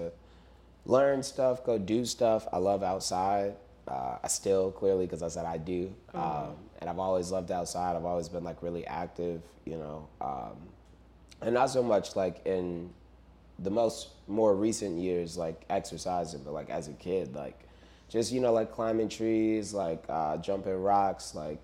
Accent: Chicago, Illinois, United States; growing up in Chicago, it is an extremely segregated city

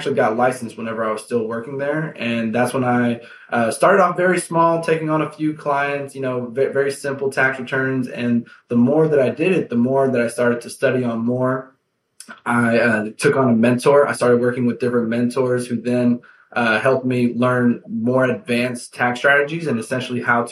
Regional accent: Houston, Texas, United States; I am from Houston, Texas

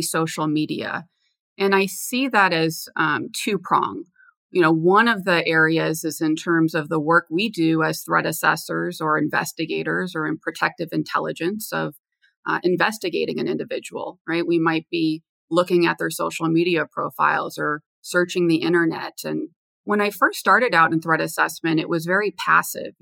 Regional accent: Los Angeles, California, United States; moved away as an adult; also born or lived in Washington, D.C.; I'm from Los Angeles originally, and I went to Georgetown University in Washington, D.C.

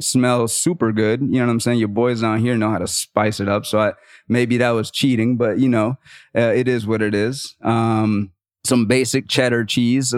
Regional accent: the South, United States; I'm from the South

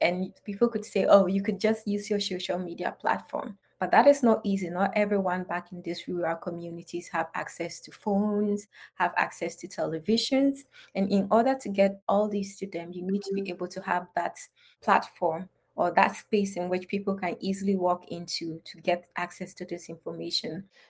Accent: Upper East, Ghana; I'm from Northern Ghana, to be precise, Upper East Region. And growing up as a child and originating from a society in which has deep-rooted cultural norms

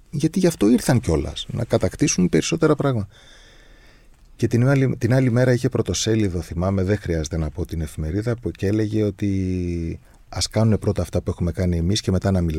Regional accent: Crete, Greece; ειδικά εμείς που είμαστε από την Κρήτη και από την Κρήτη.

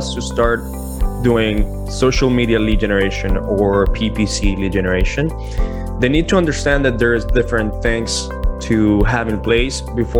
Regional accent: Toronto, Ontario, Canada; now in United States; So in the United States, I came in from Toronto as a Canadian citizen.

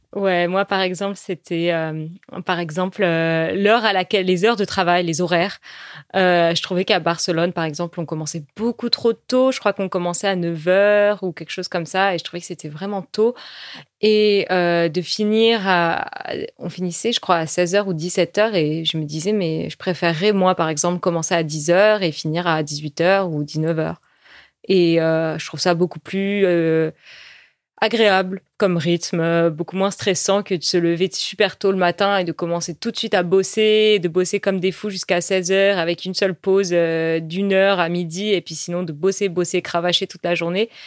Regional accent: France; first language French; on est française

